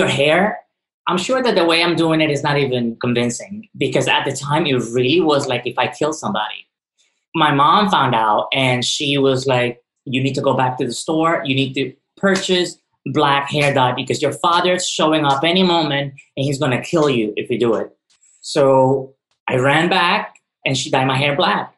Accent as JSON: {"language": "English", "country": "Ecuador", "tie": "born or raised there", "moved": "yes", "lives_now": "New York, United States", "said": "I was born in Ecuador in the early 80s"}